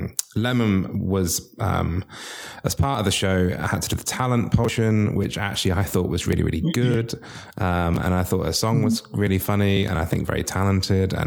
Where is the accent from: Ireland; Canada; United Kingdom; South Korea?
United Kingdom; I'm British